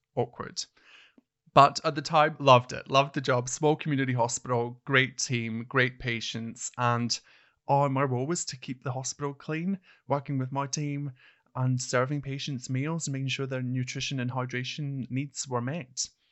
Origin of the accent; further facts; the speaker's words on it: Hawick, Scotland, United Kingdom; moved away as an adult; now in Australia; I actually started my nursing career back in a small town called Hoyk, which is my hometown, spelled H A W I C K.